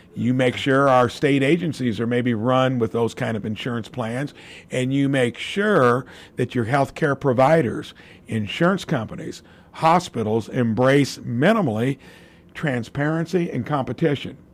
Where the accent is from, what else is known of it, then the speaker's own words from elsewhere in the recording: Jasper, Indiana, United States; building a real, real little business in my hometown